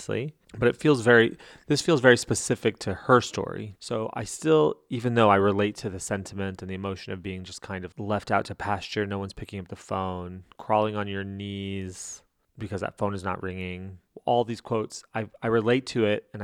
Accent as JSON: {"language": "English", "region": "New Mexico", "country": "United States", "tie": "born or raised there", "said": "I'm from New Mexico"}